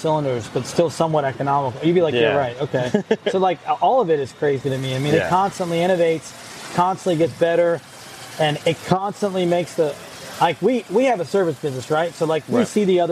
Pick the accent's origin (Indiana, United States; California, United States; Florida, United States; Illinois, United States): Florida, United States; Northeast; I'm from Northeast Florida